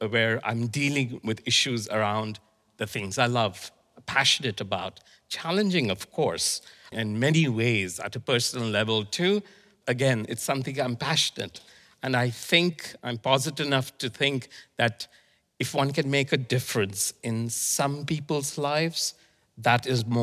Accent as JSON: {"language": "English", "country": "India", "tie": "born there", "also_born_or_lived": "Iraq", "said": "Well, I was born in India, and my father was posted in Iraq. So I moved between Iraq and India."}